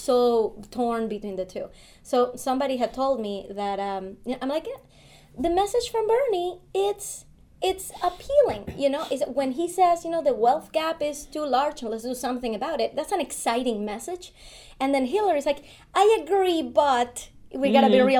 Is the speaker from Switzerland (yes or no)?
no; Venezuela; now in United States; now we are from Venezuela